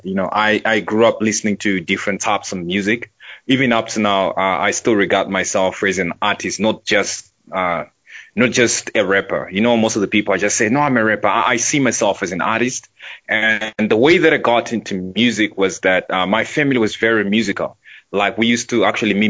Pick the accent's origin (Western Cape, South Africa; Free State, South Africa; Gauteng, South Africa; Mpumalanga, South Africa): Gauteng, South Africa; Centurion; I was born and raised in... There's a suburb in Pretoria they call Centurion.